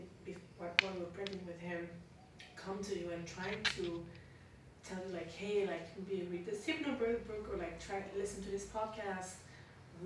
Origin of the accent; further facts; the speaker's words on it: Belgium; moved away; I'm from Belgium